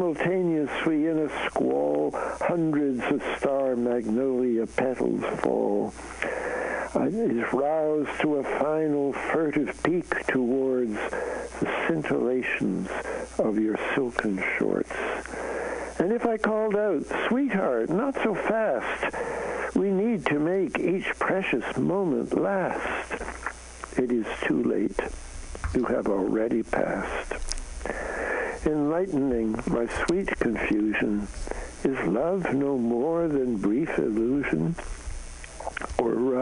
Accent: Canada; moved away; I'm a Canadian, so I come from north of the border

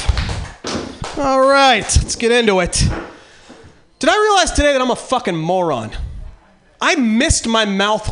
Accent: Eureka, California, United States; now in San Francisco, United States; I'm originally from Eureka, which is in real bad shape right now

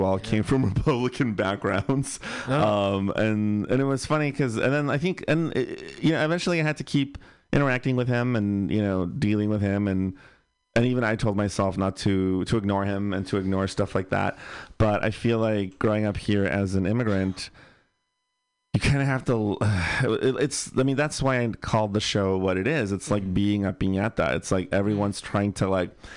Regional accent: Bay Area, California, United States; born or raised there

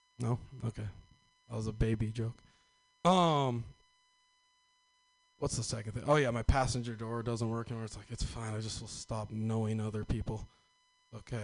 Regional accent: Northern California, United States; I'm from Northern California.

